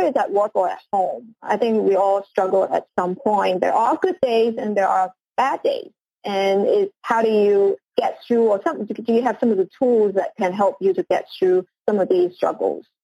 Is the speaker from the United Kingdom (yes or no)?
no; Hong Kong; moved away; also born or lived in United States; I am originally from Hong Kong, and uh, I did my studies and uh, spent most of my career in the U.S.